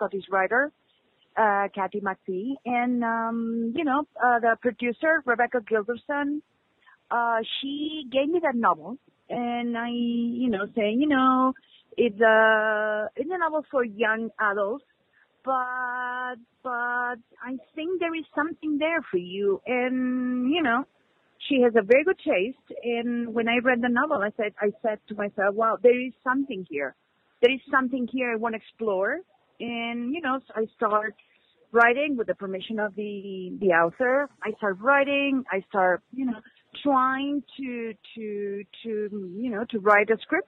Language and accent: English; Spain; I'm a filmmaker from Spain